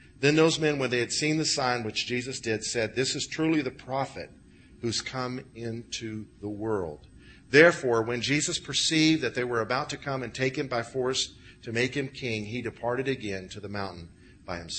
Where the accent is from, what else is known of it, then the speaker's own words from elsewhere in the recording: Illinois, United States; I grew up with in Illinois